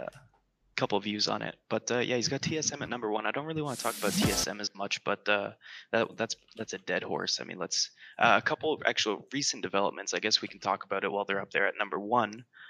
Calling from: Calgary, Alberta, Canada; I'm calling from Calgary, Alberta.

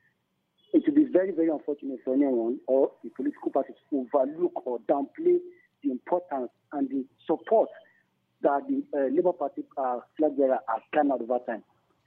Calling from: Lamingo, Plateau, Nigeria; I'm calling from Lamingo.

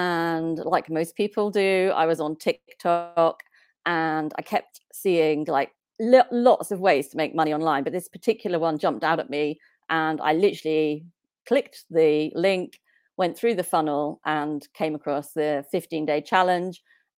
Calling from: South West England, United Kingdom; So I am in the UK in a place called Cornwall, which is right down the bottom of the UK. Very nice area.

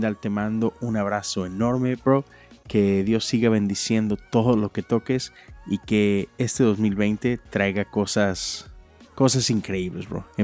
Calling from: Seville, Andalusia, Spain; os, saludo desde España, desde Sevilla, que es una maravilla y que es la mejor ciudad del mundo.

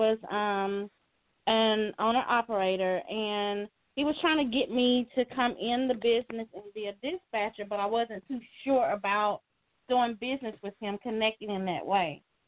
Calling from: Dallas, Texas, United States; I'm calling in from Dallas, Texas.

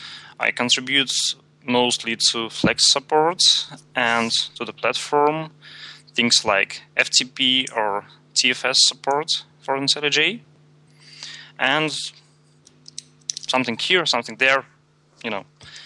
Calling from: Saint Petersburg, Russia; from JetBrains, calling from St. Petersburg, Russia

